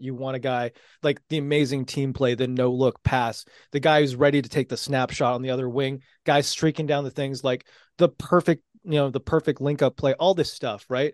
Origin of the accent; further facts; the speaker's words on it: San Jose, California, United States; me growing up in San Jose, those early years